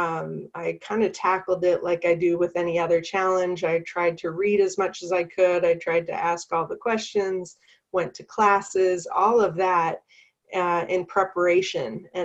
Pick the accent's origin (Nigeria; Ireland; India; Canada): Canada; accent: Canadian; now in North Carolina, United States; I am originally from Canada. So if you hear a Canadian accent, that's why. Um, but I currently live in North Carolina